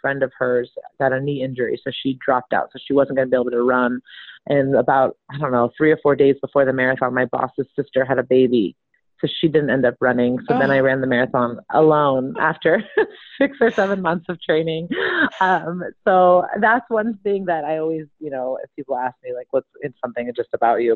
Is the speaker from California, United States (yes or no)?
yes; Sonoma County, Northern California, United States; moved away as an adult; also born or lived in Miami / the South; I grew up in Sonoma County